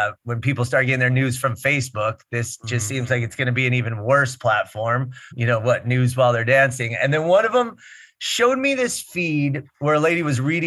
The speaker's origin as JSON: {"language": "English", "town": "Los Angeles", "region": "California", "country": "United States", "tie": "born or raised there", "said": "I am indeed an LA native and the son of an LA native."}